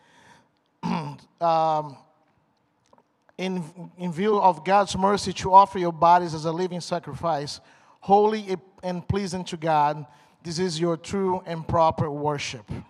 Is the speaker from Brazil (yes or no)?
yes; Brazil; English is a second language; moved away as an adult; also born or lived in Michigan / Indiana; now in United States; So I'm from Brazil. I, got, I came here in 1999, long time ago, almost half and half